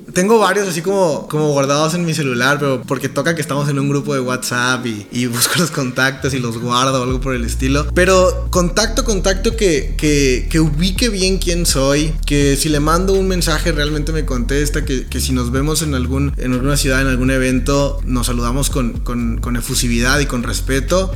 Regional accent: Montemorelos, Nuevo León, Mexico; now in San Pedro Garza García, Mexico; Nací en una ciudad que está cerca de Monterrey, como a una hora más o menos, que se llama Montemorelos, Nuevo León, es como un poblado

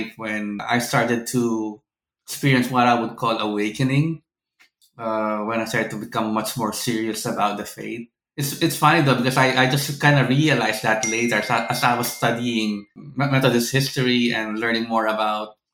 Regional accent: Philippines; moved away; I'm originally from the Philippines

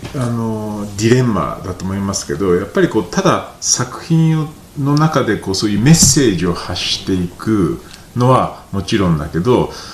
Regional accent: Tokyo, Japan; moved away as an adult; also born or lived in London; now in Nagano, Japan; 東京生まれで東京に長年、まあ、ロンドンとか住んでて、うん、でこう13年前にこう、まあ、長野に来て

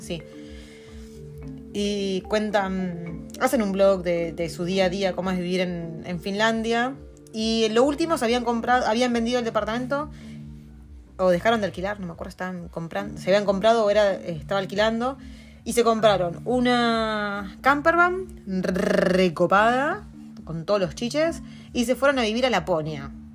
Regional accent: Argentina; moved away as an adult; now in New Zealand; Nosotros venimos de Argentina

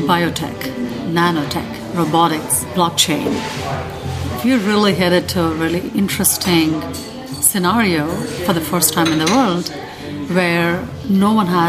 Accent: India; moved away as an adult; now in United States; I'm originally born and raised in India. I've been living in the US for the past 17 years

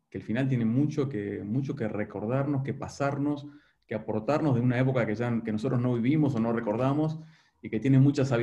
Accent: Uruguay; mi mujer es argentina, creo que tengo muchos más amigos argentinos que uruguayos, entonces realmente me considero más rioplatense que, que uruguayo.

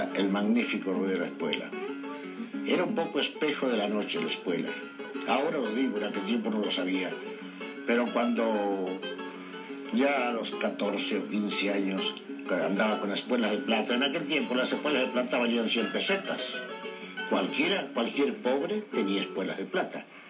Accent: Pergamino, Buenos Aires Province, Argentina; Nací en el campo, nací a, 30 kilómetros de ese pueblo

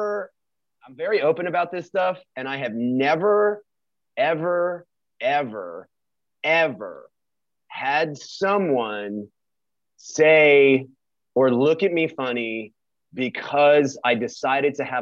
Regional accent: New York, United States; now in Texas, United States; We're from New York

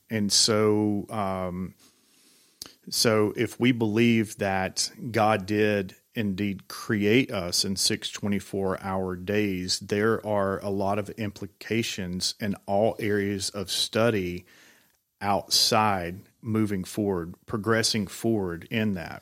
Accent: Georgia, United States; now in Tennessee, United States; I'm, uh, originally from Georgia

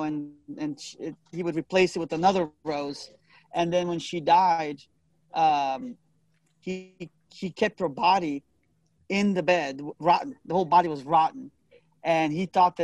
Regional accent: Italy; moved away; as a boy growing up in Italy

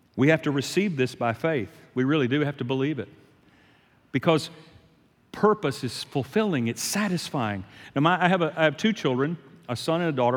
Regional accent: Shreveport, Louisiana, United States; I'm from Shreveport, Louisiana

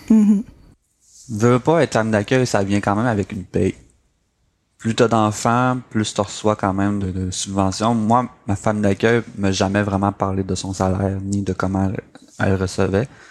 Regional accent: Saint-André, Quebec, Canada; also born or lived in Chibougamau / Mashteuiatsh; je me suis finalement euh, établi à Saint-André, un petit village euh, du lac Saint-Jean.

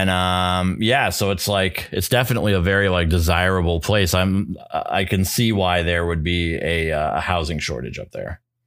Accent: New Hampshire, United States; moved away; I was equidistant from Concord, New Hampshire and Portsmouth, New Hampshire. And I was right in the middle of both

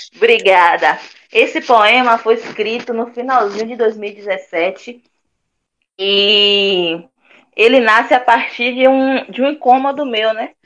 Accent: Salvador, Bahia, Brazil; Sou cria da Santa Cruz, Vale das Pedrinhas, Nordeste de Amaralina.

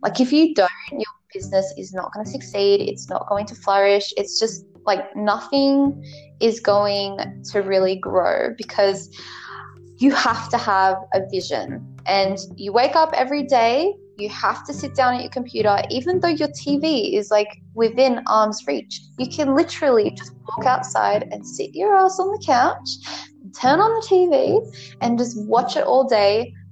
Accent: Australia; I'm from Australia

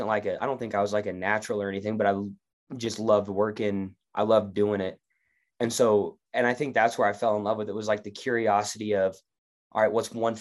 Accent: Clay Center, United States; I'm from Clay Center

